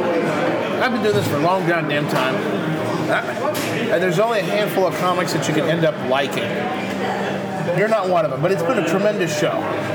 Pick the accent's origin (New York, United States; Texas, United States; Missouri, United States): Texas, United States; And we're all from Texas, right?